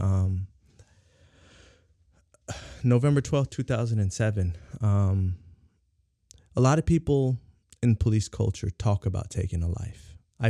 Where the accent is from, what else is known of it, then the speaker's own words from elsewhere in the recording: San Diego, California, United States; You know, growing up in San Diego, California is, SoCal is gang heavy.